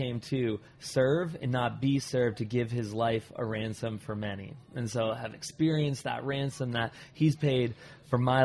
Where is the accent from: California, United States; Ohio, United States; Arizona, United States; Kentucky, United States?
Arizona, United States; still in Arizona, so born and raised in Arizona, so still in Arizona